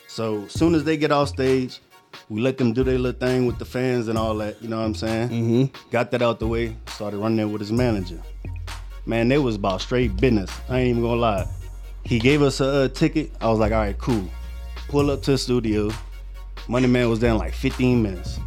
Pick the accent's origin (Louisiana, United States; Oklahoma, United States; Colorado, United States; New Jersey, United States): Louisiana, United States; I grew up in Louisiana, no mom and no daddy